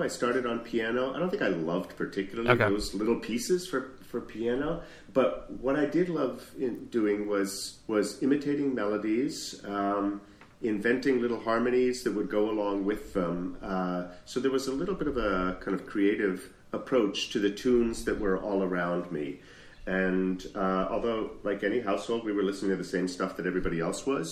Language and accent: English; Sudbury, Massachusetts, United States; moved away as an adult; also born or lived in Boston, Massachusetts; I was born in Boston Lying-In Hospital, in Boston proper. It's a hospital that doesn't exist anymore. I apparently broke the mold. And then moved out to Sudbury, Massachusetts, where I spent my whole formative years